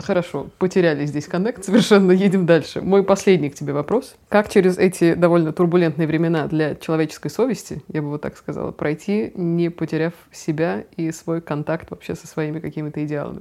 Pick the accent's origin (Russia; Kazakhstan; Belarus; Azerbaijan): Russia; Я там одна была из России